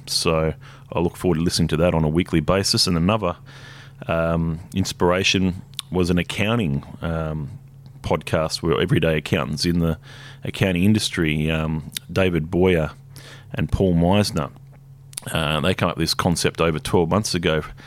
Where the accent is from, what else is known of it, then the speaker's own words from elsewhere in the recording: Hobart, Tasmania, Australia; now in Brisbane, Australia; I moved up here eighteen years ago. I was born in Hobart